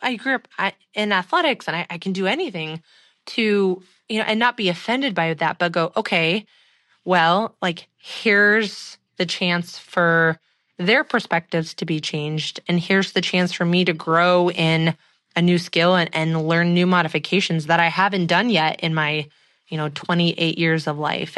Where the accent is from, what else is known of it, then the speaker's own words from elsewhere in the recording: the Northwest, Pacific Northwest, United States; growing up in the Northwest